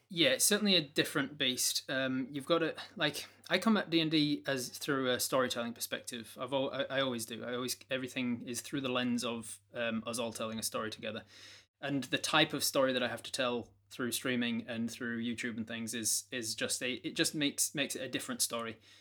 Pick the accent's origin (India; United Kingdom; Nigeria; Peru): United Kingdom; being British